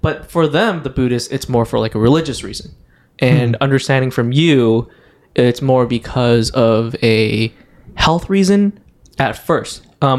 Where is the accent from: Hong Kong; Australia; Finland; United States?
Hong Kong; moved away; So I'm from Hong Kong originally, so that's where I was introduced to all this.